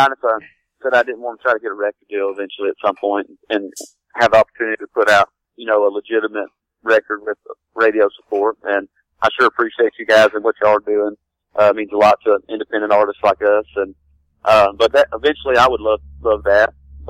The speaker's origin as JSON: {"language": "English", "town": "Jackson", "region": "Tennessee", "country": "United States", "tie": "born or raised there", "moved": "yes", "lives_now": "Nashville, United States", "said": "Grew up down in Jackson."}